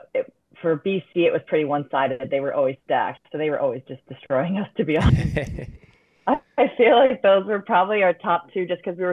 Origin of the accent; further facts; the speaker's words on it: Buffalo, New York, United States; being in my hometown. I had family for all my games